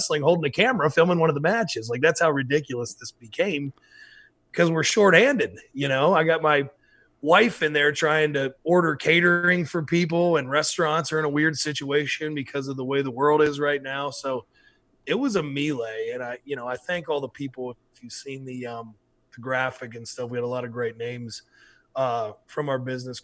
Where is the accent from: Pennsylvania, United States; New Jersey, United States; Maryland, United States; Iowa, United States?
Maryland, United States; Western; I grew up in Western Maryland